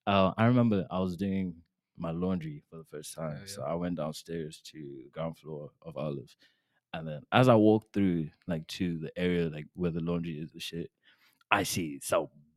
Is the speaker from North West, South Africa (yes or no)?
no; Johannesburg, Gauteng, South Africa; moved away as an adult; now in Florence, United States; I'm from South Africa, Johannesburg, South Africa, to be exact.